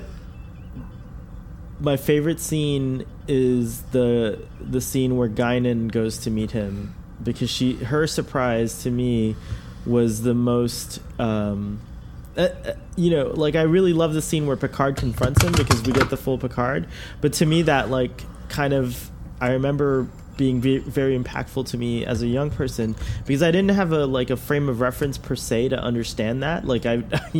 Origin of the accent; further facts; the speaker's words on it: United States; as an American